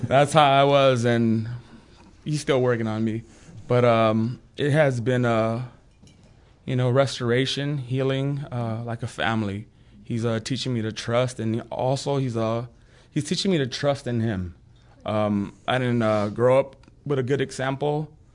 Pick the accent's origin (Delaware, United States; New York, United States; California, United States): California, United States; moved away as an adult; now in Broken Arrow, United States; I'm from California